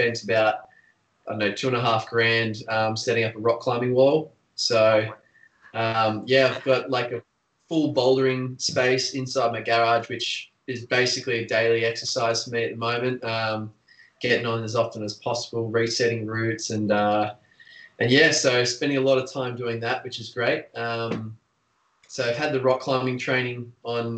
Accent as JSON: {"language": "English", "country": "Australia", "said": "a Australian stunt performer"}